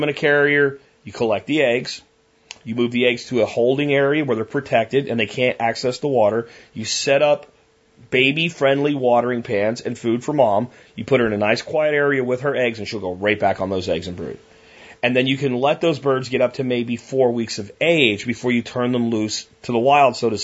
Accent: Jacksonville, Florida, United States; The apartment complexes where I grew up in Jacksonville all had muscovies on the ponds that were in them

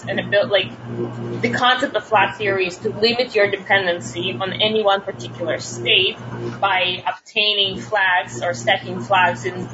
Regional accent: Russia; moved away as an adult; now in United States; I was born and raised in Russia. I only moved to the States about 6.5 years ago

